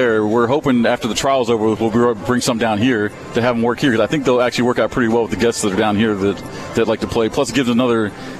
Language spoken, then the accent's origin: English; Miami, Florida, United States; moved away; I grew up in Miami.